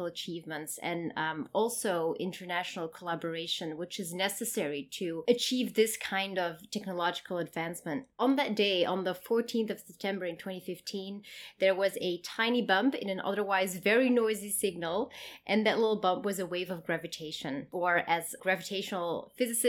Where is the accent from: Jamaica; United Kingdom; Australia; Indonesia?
Australia; Queensland; I'm from Queensland